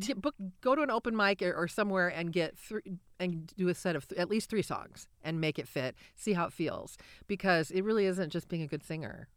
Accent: Cedar Rapids, Iowa, United States; moved away as an adult; also born or lived in Nashville; I grew up in Cedar Rapids, but I lived elsewhere for twenty years.

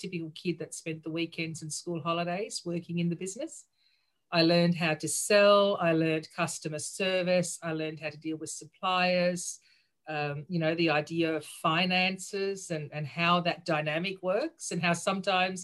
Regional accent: Austria; moved away; also born or lived in Sydney, Australia; I grew up in Sydney, but then spent most of my childhood overseas. So I actually grew up in Austria.

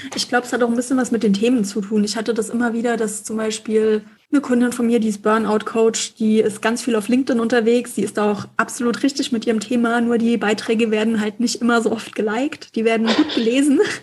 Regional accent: Mainz, Rhineland-Palatinate, Germany; bei uns in Mainz

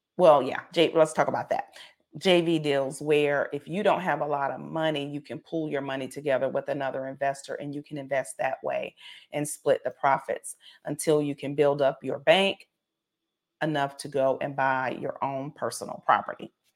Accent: South Carolina, United States; I'm from, I'm from South Carolina

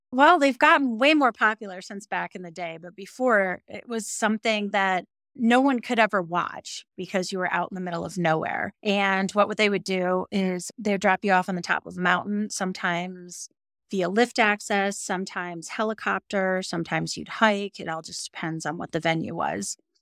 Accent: northern Michigan, United States; moved away as an adult; also born or lived in Seattle, Washington; now in Jackson Hole, United States; I grew up in northern Michigan and right on Lake Michigan

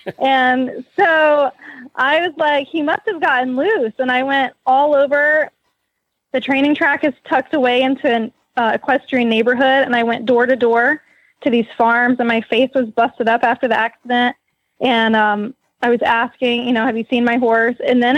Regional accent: Mississippi, United States; moved away as an adult; also born or lived in Louisville, Kentucky; and I'm from Mississippi. We don't have many racehorses there

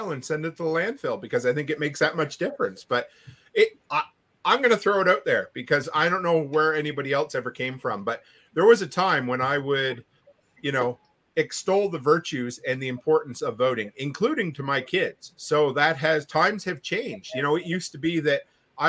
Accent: Canada; I'm a Canadian

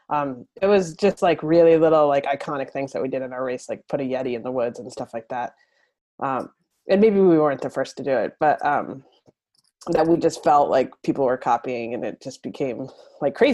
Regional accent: Northeast Kingdom of Vermont, United States; I am born and raised in the Northeast Kingdom of Vermont, which is the northeast section, really close to the Canada border.

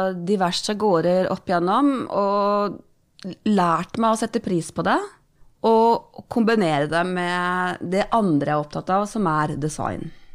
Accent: Romerike, Akershus, Norway; jeg er oppvokst på Romerike. Tjukkeste Romerike

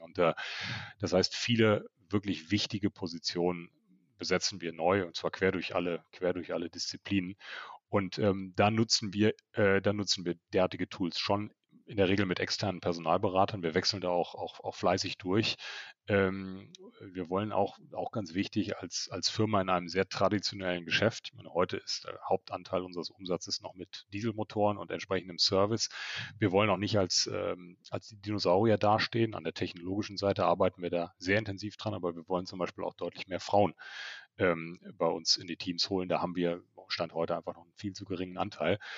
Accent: Germany; Wir in Deutschland

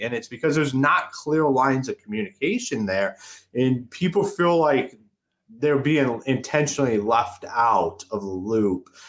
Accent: Akron, Ohio, United States; moved away as an adult; now in Michigan, United States; I'm originally from Akron, Ohio. I left. I I left Akron, Ohio

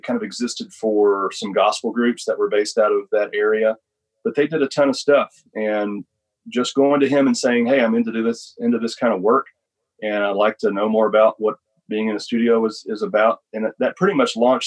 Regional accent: Asheville, North Carolina, United States; now in Nashville, United States; I grew up in Asheville, North Carolina

